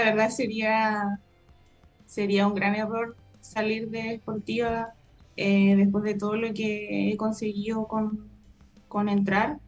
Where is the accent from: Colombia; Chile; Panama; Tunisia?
Chile; moved away; soy de Payaco